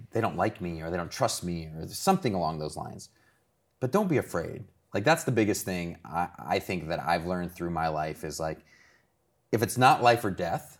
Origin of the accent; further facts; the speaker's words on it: Ohio, United States; I'm from Ohio.